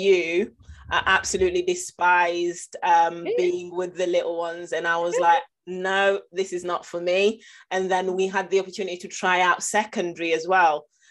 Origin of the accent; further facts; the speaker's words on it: Nottingham, East Midlands, United Kingdom; I'm from Nottingham and the area that I went to school